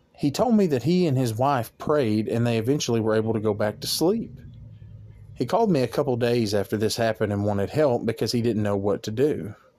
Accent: Arkansas, United States; my home state of Arkansas

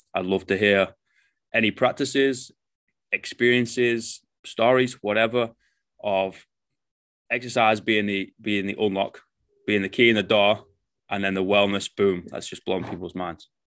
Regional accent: England, United Kingdom; now in New Zealand; I'm English

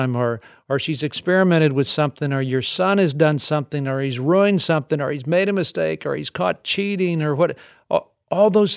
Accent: the South, United States; I was raised in the South.

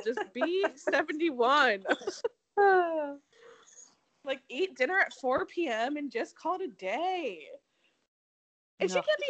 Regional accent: Connecticut, United States; I'm from Connecticut, but I have this accent.

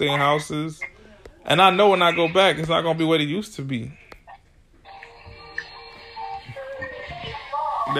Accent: Florida, United States; I'm from Florida

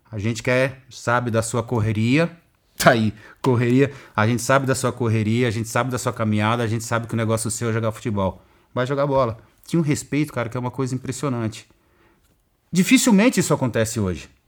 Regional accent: São Paulo, Brazil; Eu saí do Jardim Irene, de uma sociedade onde as atividades socioculturais eram escassas, onde a atividade esportiva era escassa, onde você não tinha uma biblioteca para você fazer, para você ler um livro.

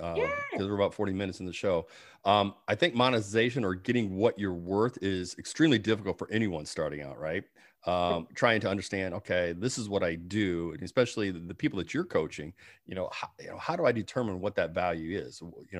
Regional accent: Georgia, United States; That's the, where I call find the peach, because I'm from Georgia.

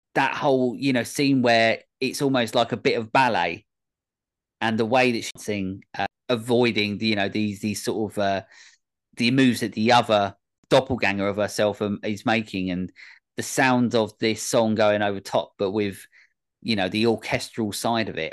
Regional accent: England, United Kingdom; this common, um, as muck English boy

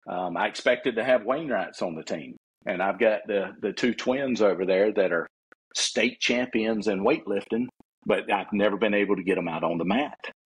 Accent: Florida, United States; growing up in Suwannee

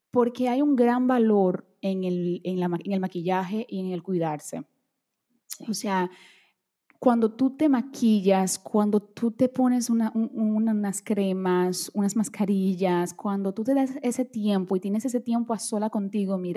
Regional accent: Brazil; Spanish is a second language; bueno, yo soy brasileña, vamos a bailar samba.

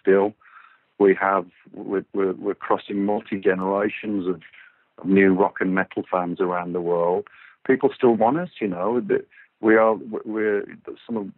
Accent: Walsall, West Midlands, United Kingdom; I'm from Walsall, which is a very, you know, blue-collar, hard-working place

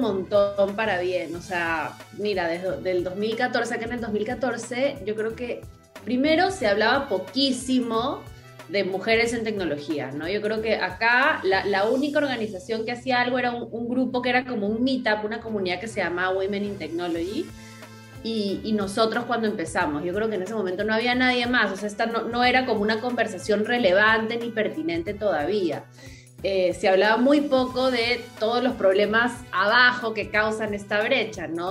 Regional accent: Peru; moved away as an adult; also born or lived in United States; yo soy de acá de Perú, aquí crecí, pero viví como 10 años fuera

